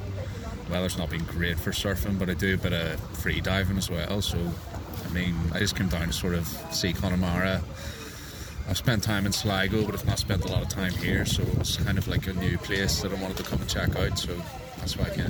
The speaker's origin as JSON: {"language": "English", "town": "Belfast", "region": "Northern Ireland", "country": "United Kingdom", "said": "From Belfast."}